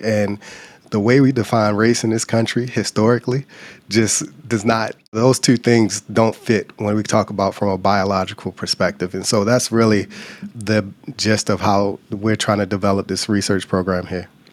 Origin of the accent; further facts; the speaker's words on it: Baltimore, Maryland, United States; moved away as an adult; also born or lived in Louisiana / Virginia / Michigan; Grew up in Baltimore, Maryland